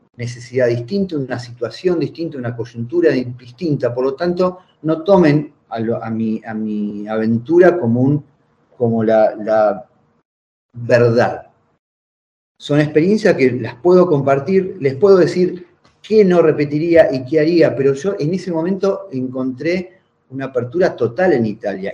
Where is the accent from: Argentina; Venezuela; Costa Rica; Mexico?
Argentina; General Rodríguez, Buenos Aires Province; moved away as an adult; also born or lived in Italy; mi pueblo natal, en General Rodríguez